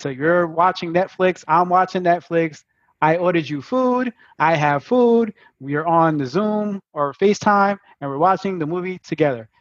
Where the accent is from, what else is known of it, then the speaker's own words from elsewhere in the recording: New York City, New York, United States; I'm from Brooklyn